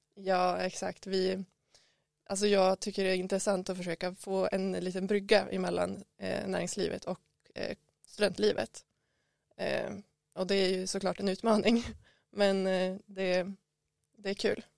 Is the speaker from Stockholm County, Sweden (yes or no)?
no; Skellefteå, Västerbotten County, Sweden; moved away as an adult; now in Umeå, Sweden; jag kommer från Skellefteå, grannstaden Skellefteå och jag flyttade till Umeå för att plugga